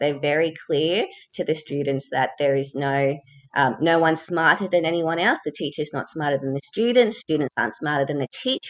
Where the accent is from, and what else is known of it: Australia